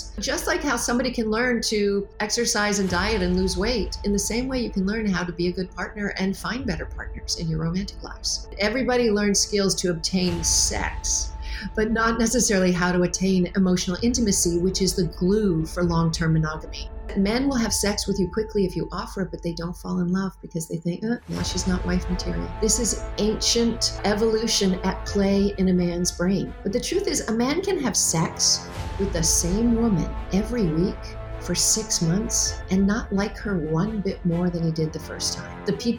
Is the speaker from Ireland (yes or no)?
no; Canada; Well, I'm Canadian and my dad was in the Navy and we moved a lot.